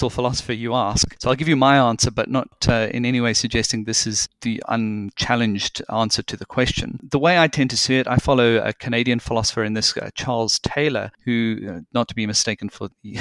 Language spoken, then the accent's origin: English; South Africa; moved away; I did a good deal of my growing up in South Africa, and back then it was during the apartheid regime